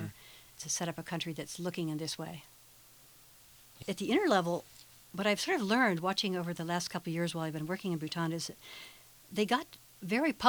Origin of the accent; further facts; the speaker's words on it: United States; as an American